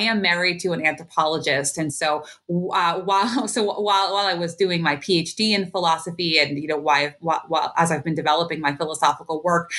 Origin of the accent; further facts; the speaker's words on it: Allentown, Pennsylvania, United States; Though I was born and raised in Allentown, I've had the opportunity in my adult life to live in a number of different places.